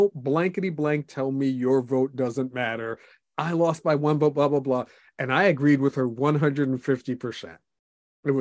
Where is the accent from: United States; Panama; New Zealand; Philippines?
United States; even though I am a Christian, I'm an American